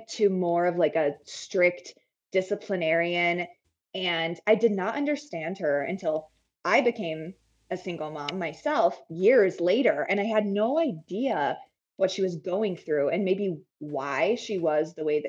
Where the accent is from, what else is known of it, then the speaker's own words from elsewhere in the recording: a tiny town in northern Arizona, United States; also born or lived in Phoenix, Arizona; I grew up in Arizona and I grew up in a really tiny town in northern Arizona.